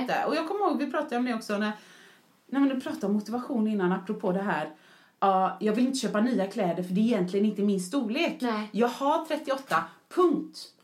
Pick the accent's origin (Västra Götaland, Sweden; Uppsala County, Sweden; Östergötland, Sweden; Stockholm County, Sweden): Västra Götaland, Sweden; Mölndal; jag är en förortsbrud från Mölndal som pratar bösigt